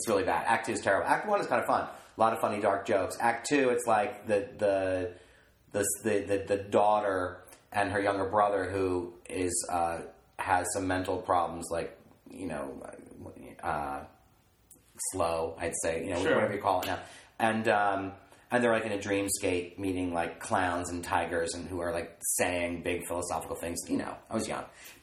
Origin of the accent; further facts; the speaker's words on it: East Coast, United States; now in Los Angeles, United States; I'm from the East Coast